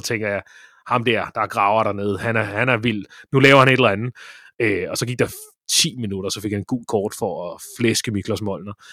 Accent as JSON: {"language": "Danish", "town": "Ølstykke", "region": "Capital Region of Denmark", "country": "Denmark", "tie": "born or raised there", "said": "jeg spillede som barn badminton i Ølstykke"}